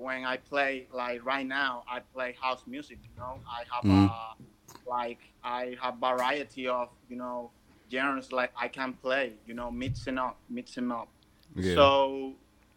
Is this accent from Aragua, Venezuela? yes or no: yes; Maracay, Aragua, Venezuela; I'm from Venezuela, Maracay